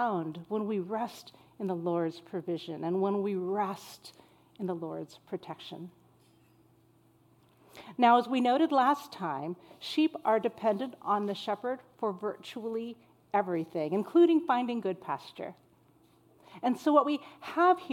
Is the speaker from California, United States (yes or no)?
yes; El Centro, California, United States; moved away; I grew up in Southern California, in the desert city of El Centro